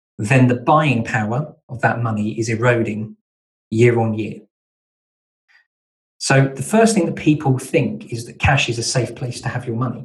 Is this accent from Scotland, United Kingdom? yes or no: no; Kent, South East England, United Kingdom; now in Devon, United Kingdom; I'm originally from Kent, so I'm an import to Devon